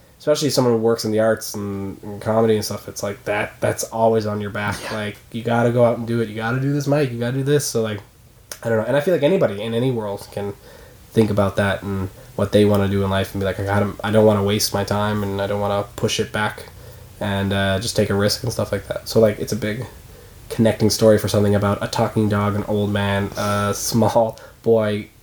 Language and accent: English; Newfoundland and Labrador, Canada; moved away as an adult; now in Toronto, Canada; In Newfoundland, I'm from Newfoundland